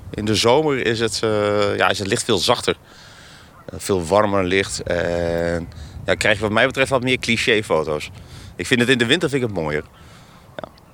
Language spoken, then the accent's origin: Dutch; Wijhe, Overijssel, Netherlands; Ik ben zelf geboren en getogen in Weijen. Dat ligt natuurlijk ook aan de IJssel.